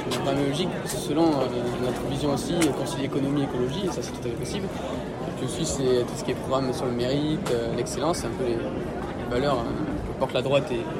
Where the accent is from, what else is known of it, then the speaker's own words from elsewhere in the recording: Hautes-Pyrénées, Occitania, France; moved away as an adult; now in Toulouse, France; j'ai 20 ans, je suis étudiant à Toulouse et moi je viens des Hautes-Pyrénées dans le 65, euh, le sud-ouest.